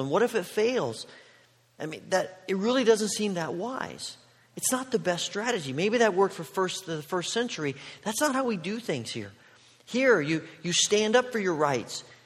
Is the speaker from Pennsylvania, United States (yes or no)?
no; Indiana, United States; moved away as an adult; also born or lived in Oregon; I grew up in Indiana